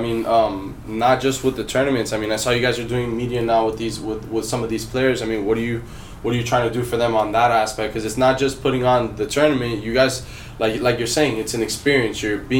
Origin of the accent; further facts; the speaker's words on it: Miami, Florida, United States; now in Los Angeles, United States; Right now I'm living in LA. I'm originally from Miami, but I'm living in LA right now.